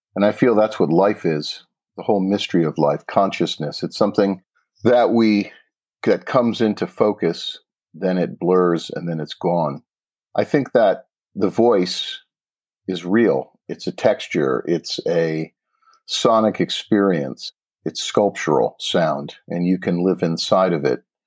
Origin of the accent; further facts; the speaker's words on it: Pittsfield, Massachusetts, United States; I grew up an hour west in Pittsfield